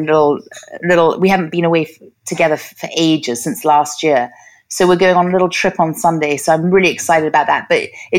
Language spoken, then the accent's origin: English; Los Angeles, California, United States; I grew up in Hollywood